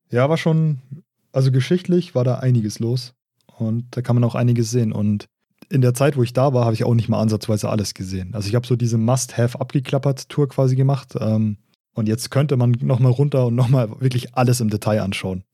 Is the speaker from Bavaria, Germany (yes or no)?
yes; Regensburg, Bavaria, Germany; accent: Regensburgerisch; regensburgerisch eigentlich. Mhm. Ja, wir, reden, wir reden ja kein Oberpfälzerisch, wir haben nur Einflüsse von da, wir sind Regensburger